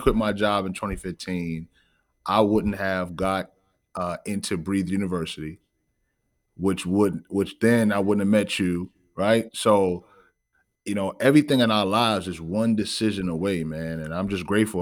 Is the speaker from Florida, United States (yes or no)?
no; New York City, New York, United States; I am originally from Bronx, New York, uh, the Bronx, the B X